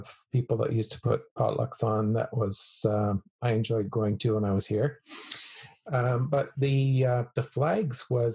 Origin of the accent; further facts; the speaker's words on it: Alberta, Canada; moved away as an adult; also born or lived in Calgary / Vancouver / Kelowna; me growing up in Alberta